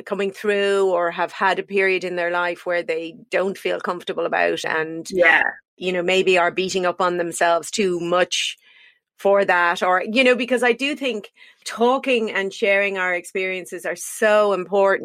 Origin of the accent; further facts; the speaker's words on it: Ireland; I'm also very, very proud as an Irish woman. We produce some amazing female writers.